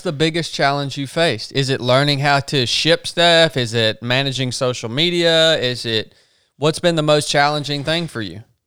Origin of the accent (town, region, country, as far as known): the South, United States; accent: Southern